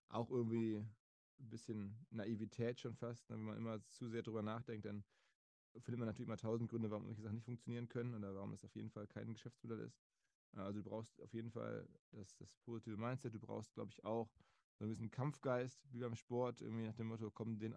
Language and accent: German; Essen, North Rhine-Westphalia, Germany; moved away as an adult; now in Hamburg, Germany; Ich bin aufgewachsen in Essen, entsprechend als Rot-Weiß-Fan.